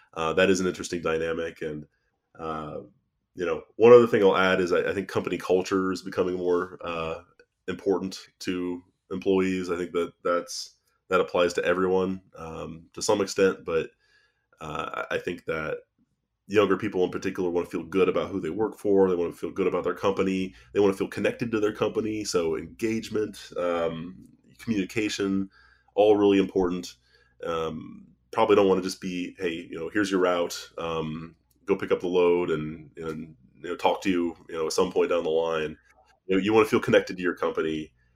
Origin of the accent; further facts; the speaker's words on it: Ohio, United States; we're both from Ohio